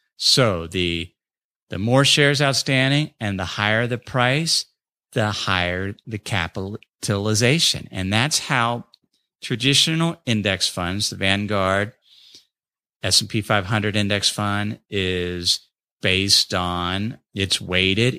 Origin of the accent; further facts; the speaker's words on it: North College Hill, Ohio, United States; moved away; my hometown of North College Hill